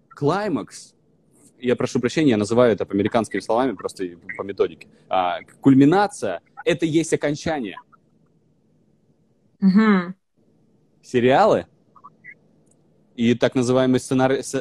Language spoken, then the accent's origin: Russian; Vologda, Vologda Oblast, Russia; accent: northern; Я был изначально из Вологды, я приехал с северным с жутким говором